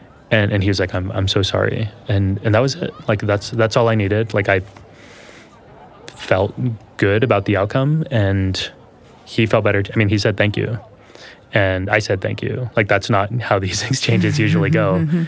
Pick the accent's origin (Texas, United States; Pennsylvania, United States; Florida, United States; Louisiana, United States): Texas, United States; accent: Texas; A lot of the times, I'll put on my Texas accent, which I...